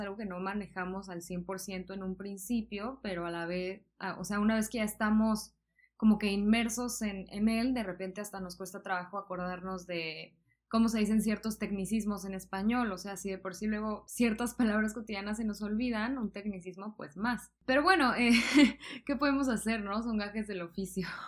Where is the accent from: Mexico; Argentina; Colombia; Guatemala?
Mexico; southern Mexico; yo soy del sur de México